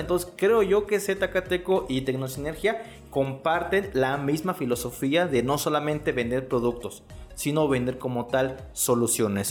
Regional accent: Mexico; qué hacemos como todo mexicano

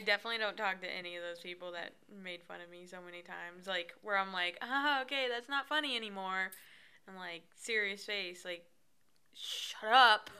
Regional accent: Arizona, United States; I'm from Arizona

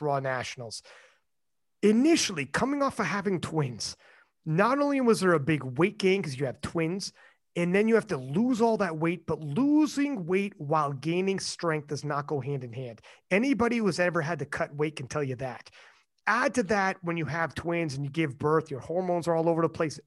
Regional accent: Canada; I'm Canadian

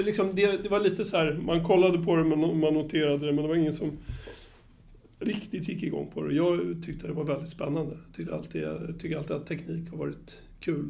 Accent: Upplands Väsby, Stockholm County, Sweden; jag är uppvuxen på Väsby, eller eh, på, på Väsby och i Väsby

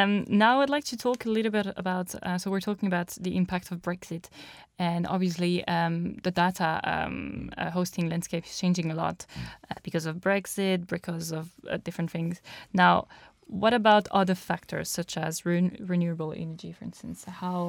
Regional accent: France; I'm French.

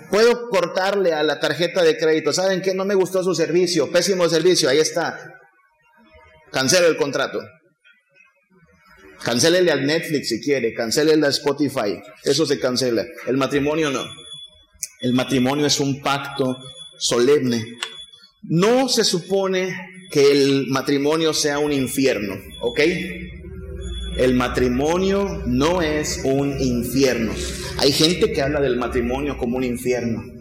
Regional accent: Tamaulipas, Mexico; Yo vengo de Tamaulipas a estudiar porque creo que Dios quiere que sea pastor.

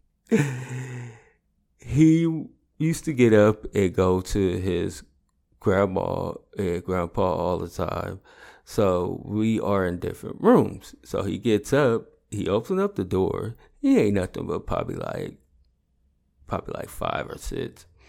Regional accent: the Bay Area, California, United States; I'm from the Bay

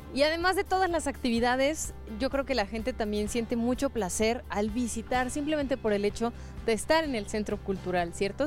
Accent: Mexico

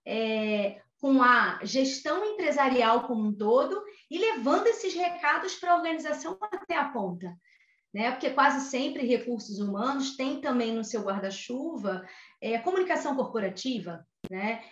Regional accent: Rio de Janeiro, Brazil; natural do Rio de Janeiro. Acho que vocês já perceberam o meu sotaque, né?

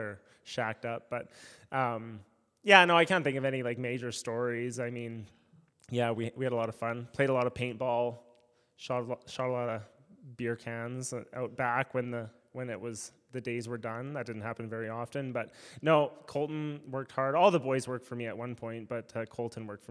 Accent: Saskatchewan, Canada; also born or lived in Horsefly, British Columbia / Kamloops, British Columbia / Tulsa, Oklahoma; now in Cochrane, Canada; we're both from Saskatchewan

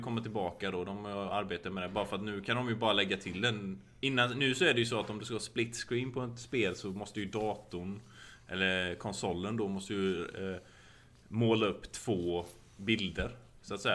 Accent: Sweden; now in United States; hemma i Sverige

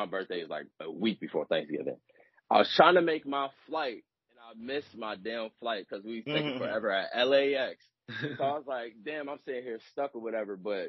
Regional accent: Cincinnati, Ohio, United States; So, I grew up in Madisonville, so we're going to roll with that, but I moved around a lot. But those, like, where my roots is at in Cincinnati.

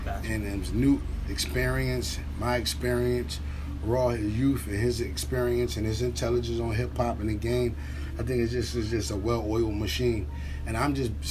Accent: Philadelphia, Pennsylvania, United States; I'm from Philadelphia

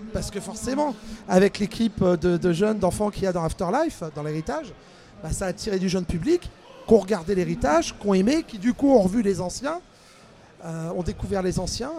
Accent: Brittany, France; je viens de Bretagne

